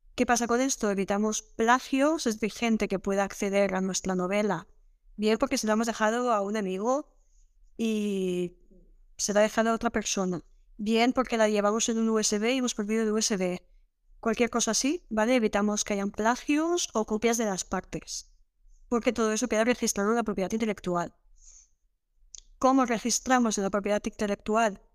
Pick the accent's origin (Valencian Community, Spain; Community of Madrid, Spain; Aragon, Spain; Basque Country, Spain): Valencian Community, Spain; Villarreal; soy de Villarreal